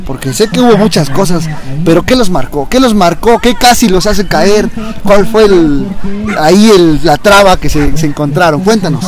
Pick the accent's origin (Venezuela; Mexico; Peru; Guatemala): Mexico; Puebla; nosotros que somos de Puebla